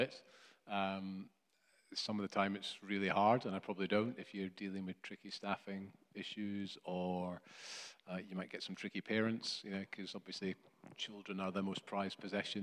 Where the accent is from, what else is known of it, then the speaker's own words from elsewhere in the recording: Scotland, United Kingdom; I was brought up in Scotland.